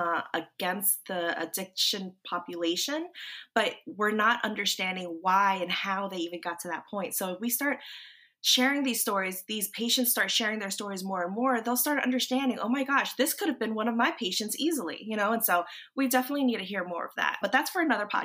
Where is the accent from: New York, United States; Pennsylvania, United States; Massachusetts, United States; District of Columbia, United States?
District of Columbia, United States; Washington; moved away as an adult; also born or lived in North Carolina; So we were up there in the DC area, and that's my hometown.